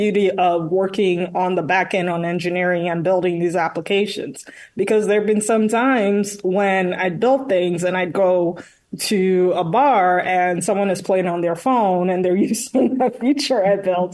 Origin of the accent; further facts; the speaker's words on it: Nigeria; now in Manhattan, United States; born and raised in Nigeria